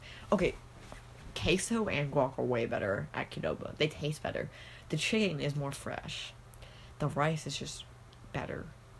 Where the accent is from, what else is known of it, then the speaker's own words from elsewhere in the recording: Kentucky, United States; we're also from Kentucky